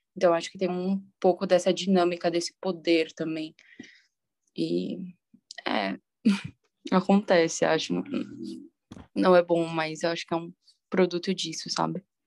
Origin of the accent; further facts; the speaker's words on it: São Paulo, Brazil; eu também sou de São Paulo